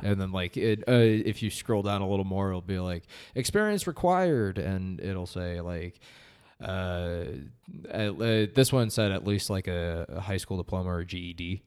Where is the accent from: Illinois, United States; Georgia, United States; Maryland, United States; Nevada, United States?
Nevada, United States; Las Vegas; also born or lived in Reno, Nevada; moved back down to my hometown of Las Vegas